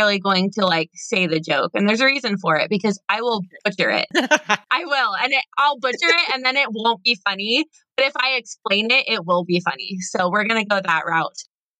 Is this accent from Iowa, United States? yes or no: yes; Burlington, Iowa, United States; Burlington, Iowa, which is my hometown